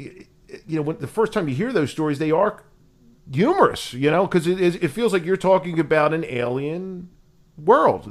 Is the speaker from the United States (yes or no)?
yes; Philadelphia, Pennsylvania, United States; I grew up in Northeast Philadelphia with a lot of these Philadelphia cops that you see on TV, went to high school with a bunch of them at Archbishop Ryan